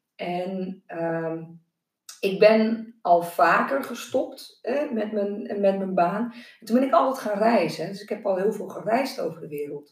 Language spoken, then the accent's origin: Dutch; Noordoostpolder, Flevoland, Netherlands; ik ben opgegroeid in de Noordoostpolder